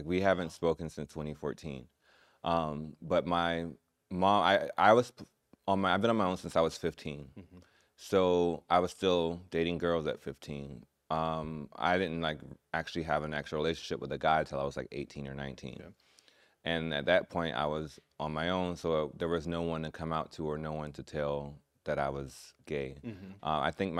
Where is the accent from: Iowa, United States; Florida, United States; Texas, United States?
Florida, United States; Orlando; also born or lived in Gainesville; I was born in Gainesville. Okay. I was raised in Orlando, Florida, though.